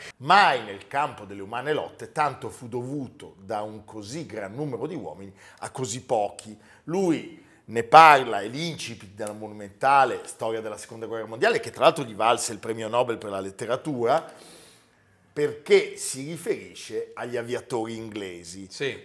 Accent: Italy

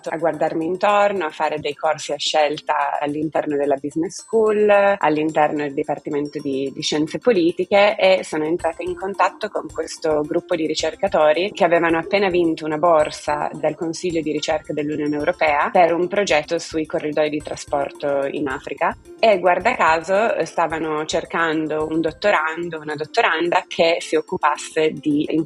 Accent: Turin, Piedmont, Italy; Sono partita da Torino, ho studiato lingue cinese e inglese a Torino in triennale

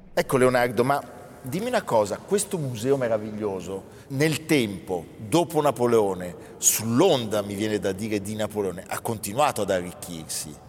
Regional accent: Milan, Lombardy, Italy; orgoglio meneghino

